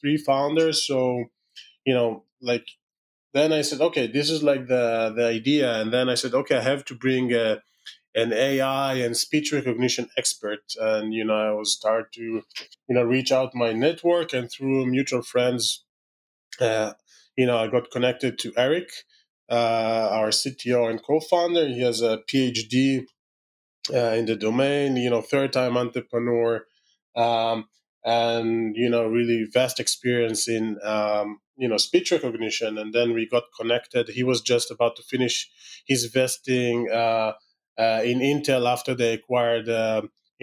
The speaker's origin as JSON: {"language": "English", "country": "Israel", "accent": "Israeli", "said": "my terrible Israeli accent"}